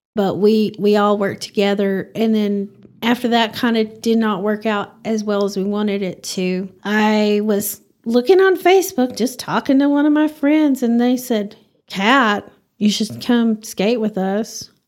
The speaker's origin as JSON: {"language": "English", "town": "Bowie", "region": "Texas", "country": "United States", "tie": "born or raised there", "also_born_or_lived": "Spearman, Texas", "moved": "yes", "lives_now": "Amarillo, United States", "said": "that's my hometown"}